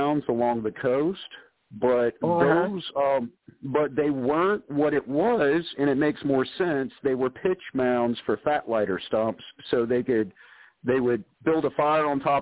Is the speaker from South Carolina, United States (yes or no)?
yes; South Carolina, United States; a little boy from South Carolina